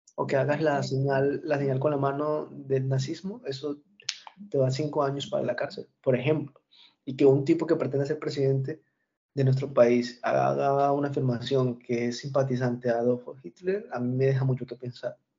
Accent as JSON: {"language": "Spanish", "country": "Colombia", "moved": "yes", "said": "yo soy colombiano."}